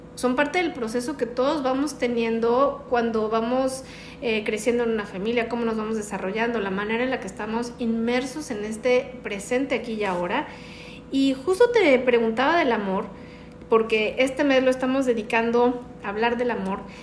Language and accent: Spanish; Mexico; uno de los lugares que más me gustan en mi país, que es la Sultana del Norte, Monterrey, Nuevo León